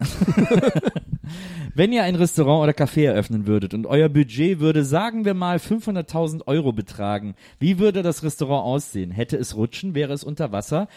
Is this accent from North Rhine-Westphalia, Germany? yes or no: yes; Cologne, North Rhine-Westphalia, Germany; moved away; bei uns in Köln